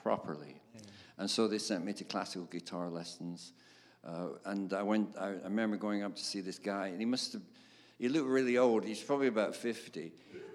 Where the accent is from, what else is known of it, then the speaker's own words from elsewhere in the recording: Darwen, North West England, United Kingdom; I grew up in Darwen, which is between Blackburn and Bolton